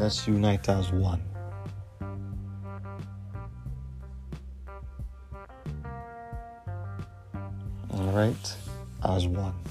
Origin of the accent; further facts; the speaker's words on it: Canada; as a Canadian